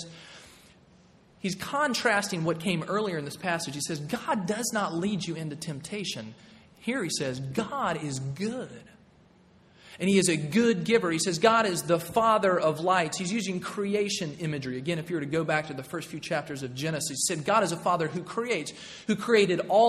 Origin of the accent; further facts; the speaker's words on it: Nashville, Tennessee, United States; moved away; also born or lived in North Carolina; I grew up in Middle Tennessee, in Nashville, Tennessee